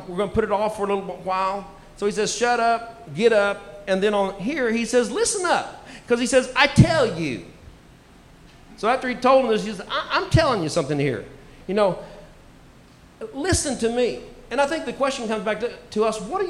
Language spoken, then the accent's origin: English; United States; moved away; also born or lived in Tulsa, Oklahoma; I grew up on Lake Texoma